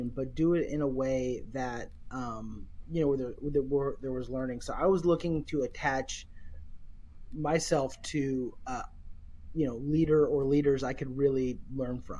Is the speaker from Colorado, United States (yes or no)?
no; Seattle, Washington, United States; I'm born and raised in Seattle